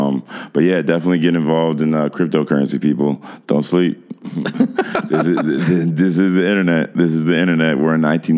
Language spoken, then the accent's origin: English; Evanston, Illinois, United States; I'm not from Chicago. I'm from Evanston, which is like the first suburb north of mm-hmm. Chicago, which is sort of like, I would say, a mini Chicago.